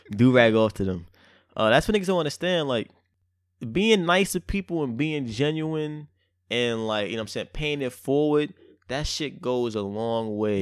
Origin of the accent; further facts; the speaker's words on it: New York City, New York, United States; I'm so much from Brooklyn